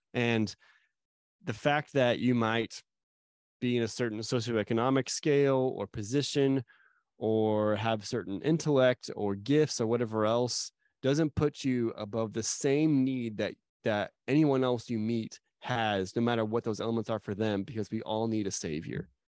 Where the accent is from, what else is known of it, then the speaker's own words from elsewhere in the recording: Arizona, United States; moved away; also born or lived in Dallas; I grew up in Arizona